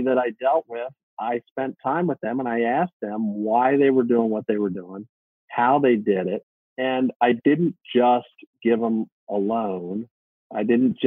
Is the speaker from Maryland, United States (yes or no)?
yes; Baltimore, Maryland, United States; moved away as an adult; my hometown in Baltimore area